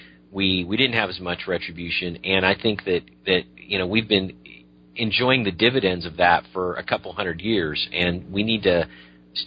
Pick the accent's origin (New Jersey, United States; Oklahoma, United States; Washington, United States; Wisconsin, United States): Washington, United States; I'm from Washington State